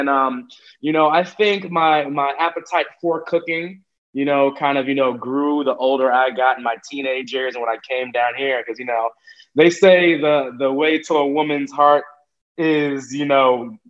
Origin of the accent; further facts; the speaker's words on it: United States; born there; My family, I am one of eight kids, and everybody except me was born in Jamaica. So I'm the American-born one, but my family is Jamaican.